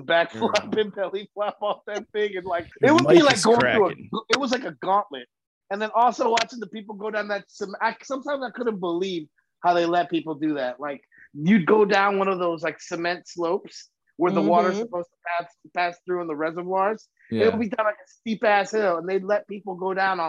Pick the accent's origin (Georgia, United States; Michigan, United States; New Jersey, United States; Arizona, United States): New Jersey, United States; Action Park growing up in New Jersey.